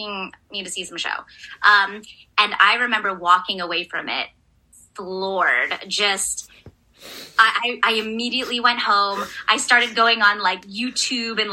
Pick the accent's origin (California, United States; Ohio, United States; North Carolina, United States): California, United States; I'm from California